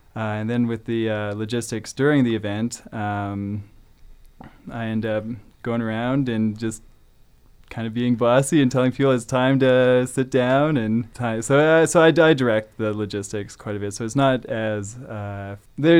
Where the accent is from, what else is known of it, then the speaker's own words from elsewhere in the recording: Calgary, Alberta, Canada; moved away as an adult; now in Prince George, Canada; I grew up in Calgary